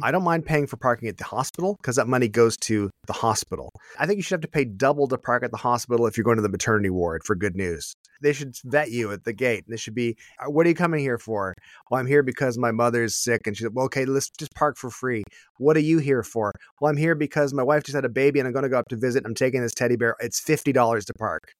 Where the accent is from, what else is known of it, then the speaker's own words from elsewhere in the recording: Canada; as a Canadian